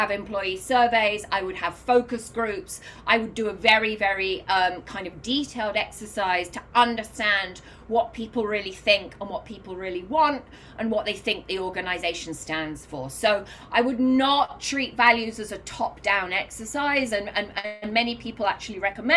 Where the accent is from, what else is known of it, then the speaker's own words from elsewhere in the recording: United Kingdom; now in New York, United States; I'm British